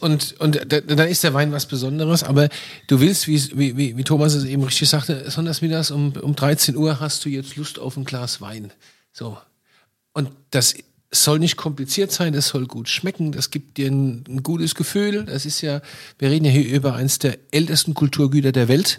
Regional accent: Rhineland-Palatinate, Germany; ich bin groß geworden mit Schorle

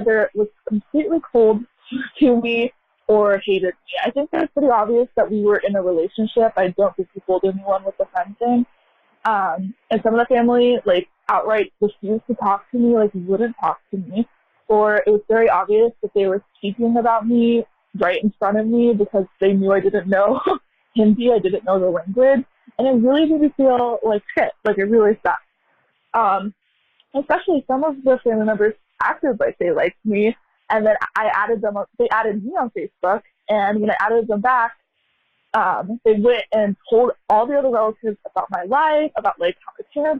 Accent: United States; I'm American, born and raised here

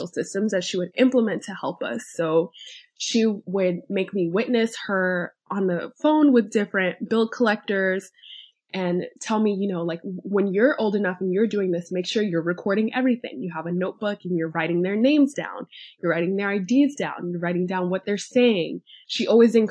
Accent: New York City, New York, United States; I am a first generation wealth builder born and raised in New York City

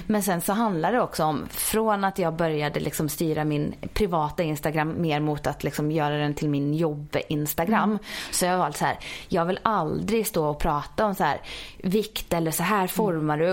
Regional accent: Ulricehamn, Västra Götaland, Sweden; moved away as an adult; also born or lived in Jönköping; now in Stockholm, Sweden; jag är uppvuxen i Ulricehamn i Västergötland

